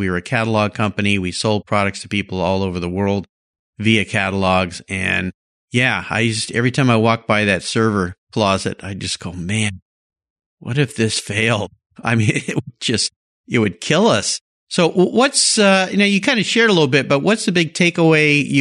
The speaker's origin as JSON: {"language": "English", "region": "Southern California", "country": "United States", "tie": "born or raised there", "said": "I lived close to the ocean down in Southern California."}